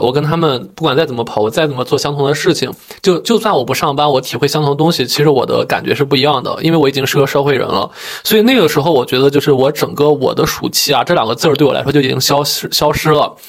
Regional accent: Yuncheng, Shanxi, China; now in Beijing, China; 因为我家乡是个四线小城市，叫运城

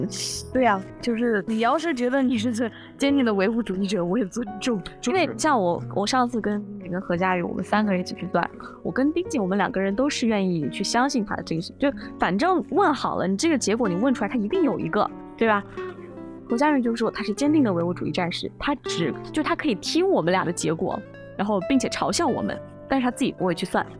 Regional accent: Henan, China; 作为一个河南人，非常欢迎你来我们河南。我们河南有大好，呃，没有河山，但有河，我们有黄河，有平顶山，嗯，我们有大好河山等着你来

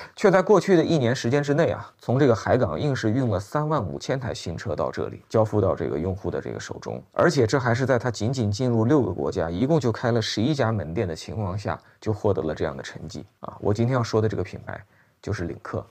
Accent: China; 作为我们中国人来讲

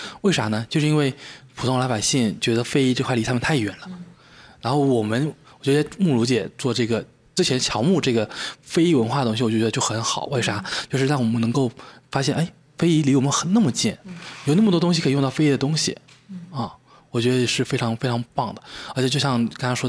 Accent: Fujian, China; now in Wuxi, China; 因为我福建人嘛，然后很多朋友从福建过来的时候问我们无锡能玩什么

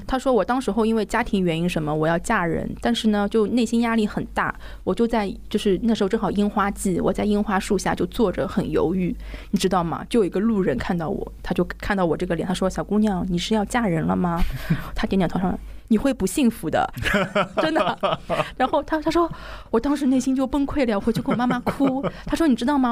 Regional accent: Shanghai, China; also born or lived in Tokyo; 我出生在上海，我又选择定在上海

